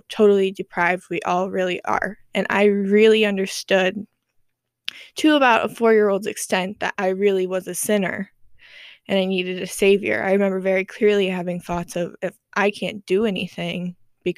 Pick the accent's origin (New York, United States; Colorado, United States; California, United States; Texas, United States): New York, United States; also born or lived in Florida; moved up to New York, and I have lived there ever since